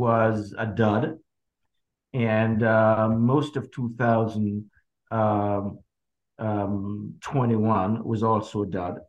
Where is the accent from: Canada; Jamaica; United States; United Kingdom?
Jamaica; growing up in Jamaica